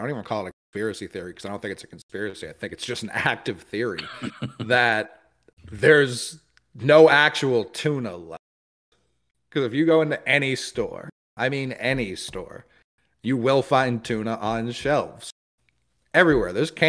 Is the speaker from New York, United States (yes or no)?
yes; New York City, New York, United States; I'm from Harlem.